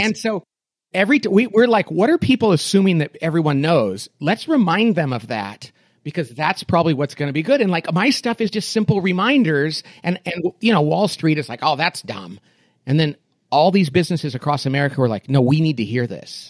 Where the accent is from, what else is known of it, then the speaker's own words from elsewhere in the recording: Bakersfield, California, United States; I grew up in Bakersfield, California, which is a little slice of Oklahoma in the middle of California